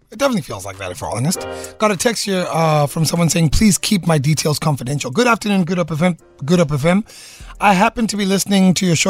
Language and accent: English; Cape Town, Western Cape, South Africa; also born or lived in KwaZulu-Natal; I grew up in Cape Town, spent 8 years in KZN, came back 2 years ago, have been studying the market all this time.